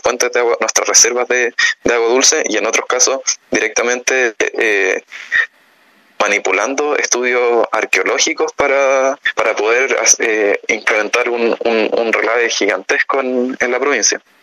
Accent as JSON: {"language": "Spanish", "country": "Chile", "said": "como país, como Estado chileno"}